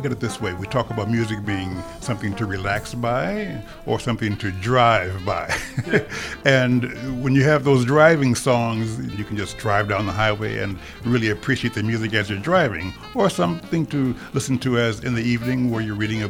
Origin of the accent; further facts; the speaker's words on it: Chicago, Illinois, United States; now in Minneapolis-St. Paul, United States; my hometown, Chicago, and my new residence, which is St. Paul, Minneapolis.